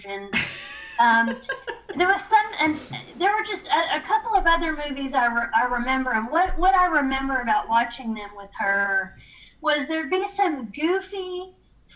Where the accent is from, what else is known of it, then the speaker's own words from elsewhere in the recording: Tennessee, United States; I was mm-hmm. in Tennessee